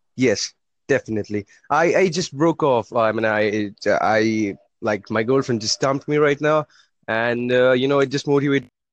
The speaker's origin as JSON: {"language": "English", "country": "India", "said": "I'm from India"}